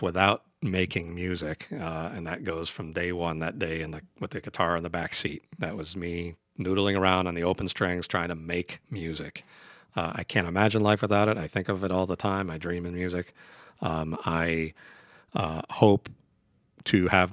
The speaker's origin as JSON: {"language": "English", "town": "Detroit", "region": "Michigan", "country": "United States", "tie": "born or raised there", "said": "I grew up in Detroit, so I grew up on a very, very important thing for any Detroiter"}